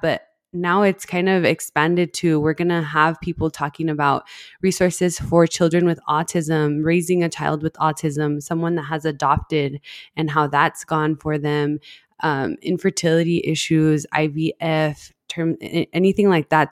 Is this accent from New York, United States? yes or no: no; El Paso, Texas, United States; I grew up in El Paso, that's where we're based, El Paso, Texas, and I've been here my whole life